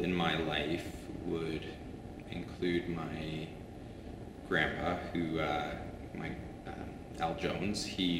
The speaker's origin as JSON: {"language": "English", "town": "Calgary", "region": "Alberta", "country": "Canada", "tie": "born or raised there", "said": "as a kid growing up in Calgary"}